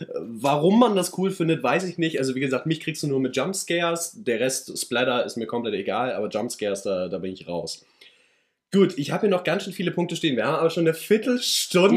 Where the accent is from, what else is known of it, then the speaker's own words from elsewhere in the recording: Schleswig-Holstein, Germany; für mich dann immer noch hier als Norddeutscher